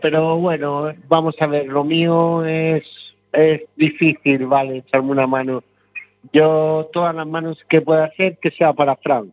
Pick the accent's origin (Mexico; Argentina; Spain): Spain; Region of Murcia; Nosotros somos de Murcia